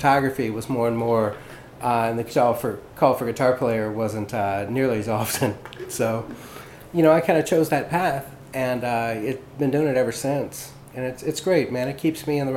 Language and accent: English; Lafayette, Louisiana, United States; moved away as an adult; now in New Orleans, United States; Originally, I'm from Lafayette. I grew up there